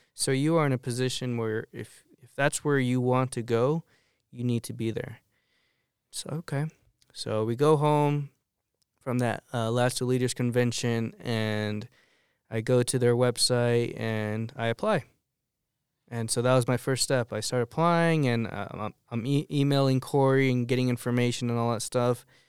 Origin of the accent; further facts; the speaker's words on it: Arizona, United States; moved away as an adult; also born or lived in Colorado; now in Lyman, United States; I'm from Arizona.